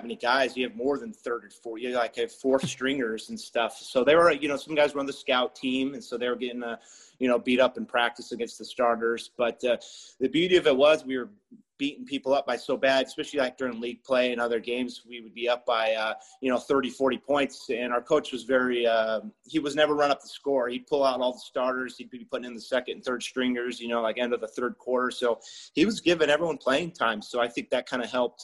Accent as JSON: {"language": "English", "town": "Chino", "region": "California", "country": "United States", "tie": "born or raised there", "said": "I grew up in Chino, born and raised."}